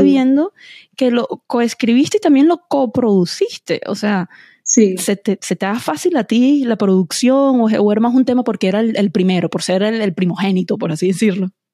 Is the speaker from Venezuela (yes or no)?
yes; Venezuela; now in United States; yo soy venezolana